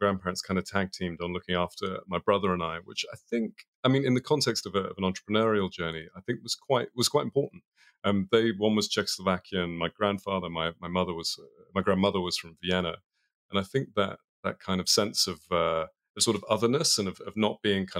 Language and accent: English; London, United Kingdom; Yeah, I mean, if you've spent any time in London, it was a lot of rain, a lot of talking about football, a lot of eating bad English food.